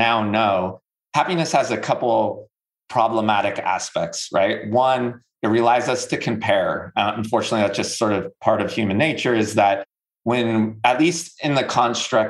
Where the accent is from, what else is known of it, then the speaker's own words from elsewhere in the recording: Northern California, United States; moved away as an adult; now in North Carolina, United States; I'm from Northern California